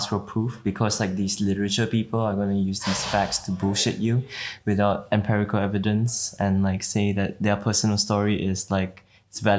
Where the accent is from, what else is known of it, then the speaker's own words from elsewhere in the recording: Malaysia; Malaysian Chinese. Okay. Yep. My family was brought over by uh, by the British from China to work in the tin mines.